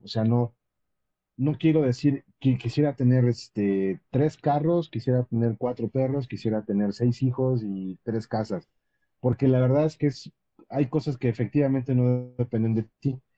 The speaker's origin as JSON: {"language": "Spanish", "country": "Mexico", "said": "como cualquier mexicano"}